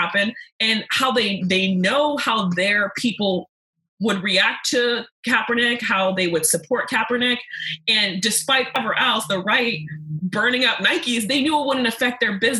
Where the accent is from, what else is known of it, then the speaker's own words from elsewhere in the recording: Côte d’Ivoire; born there; Because I was born in the Ivory Coast, which is colonized by the French.